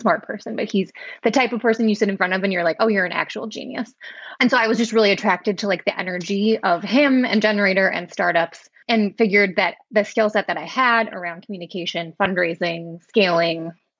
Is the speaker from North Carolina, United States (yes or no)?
no; Wisconsin, United States; So I am from Wisconsin, which you can probably tell from my accent. I was born and raised here. I went to UW-Madison and I studied political science.